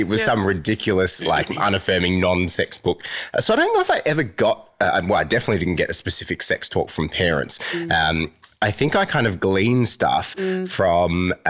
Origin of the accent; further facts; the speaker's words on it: Geelong, Victoria, Australia; I grew up down in Geelong